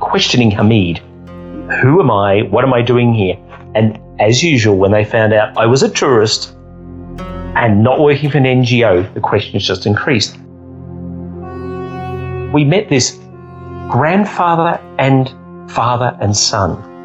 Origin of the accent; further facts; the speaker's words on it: Australia; I'm from Australia